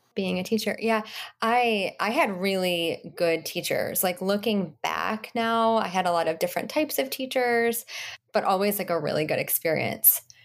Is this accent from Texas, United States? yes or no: no; Michigan, United States; I grew up in Michigan with my mom and my dad